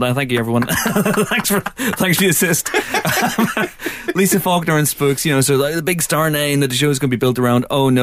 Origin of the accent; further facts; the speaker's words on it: Ireland; being Irish